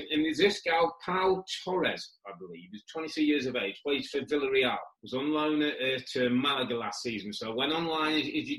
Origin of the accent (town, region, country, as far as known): England, United Kingdom